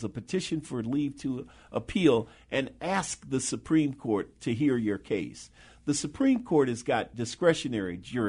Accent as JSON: {"language": "English", "town": "Chicago", "region": "Illinois", "country": "United States", "tie": "born or raised there", "said": "I grew up in Bronzeville. I have lived in Chicago my entire life. I grew up in Bronzeville. I was nurtured in Bronzeville. I was educated in Bronzeville segregated public schools. I went to Forestville Grammar School and DuSable High School."}